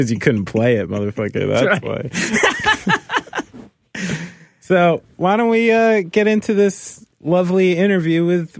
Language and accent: English; New Jersey, United States; it's because I'm raised by like proper New Yorkers, and even though I was from New Jersey